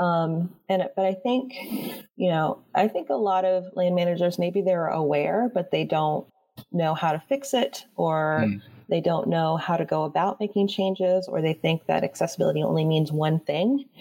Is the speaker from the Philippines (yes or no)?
no; Florida, United States; I grew up in Florida